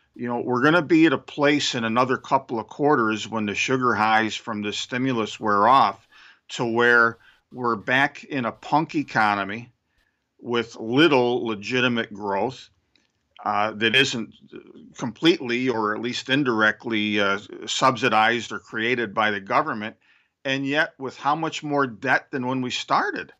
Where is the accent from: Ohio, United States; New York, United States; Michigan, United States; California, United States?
New York, United States; Syracuse; racist highways near where I grew up in Syracuse, New York